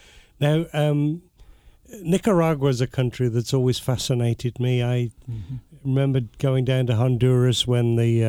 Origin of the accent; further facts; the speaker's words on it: United Kingdom; I come from Britain, and you know, we're so used to ruling part of the world